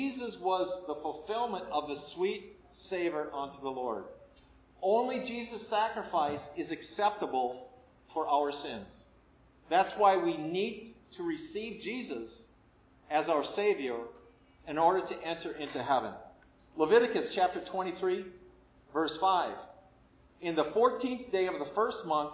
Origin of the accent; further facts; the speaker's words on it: Midwest, United States; now in Lynchburg, United States; I grew up in the Midwest, where there's a lot of tornadoes.